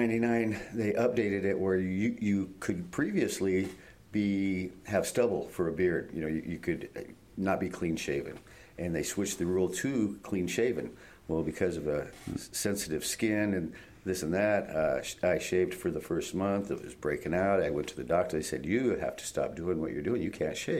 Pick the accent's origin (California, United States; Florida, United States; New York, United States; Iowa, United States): Iowa, United States; moved away as an adult; also born or lived in Pacific Northwest; I was born and raised in Iowa and joined the Navy way back to reach escape velocity from the state